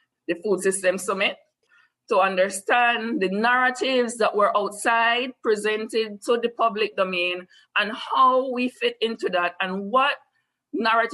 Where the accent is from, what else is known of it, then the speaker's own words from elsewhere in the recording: Belize; I am from Belize